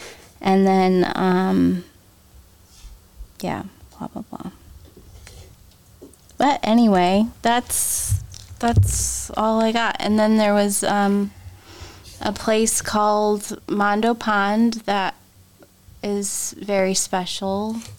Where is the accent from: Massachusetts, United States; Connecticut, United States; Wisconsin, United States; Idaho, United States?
Connecticut, United States; Milford; we're from Milford.